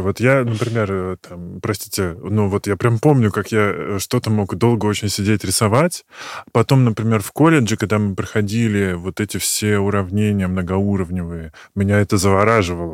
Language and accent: Russian; Moscow Oblast, Russia; я из Подмосковья, меня взяли в школу